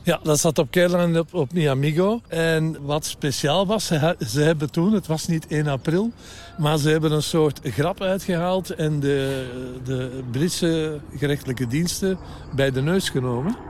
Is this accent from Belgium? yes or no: yes; Belgium; ik ben een Belg, ik ben een Belg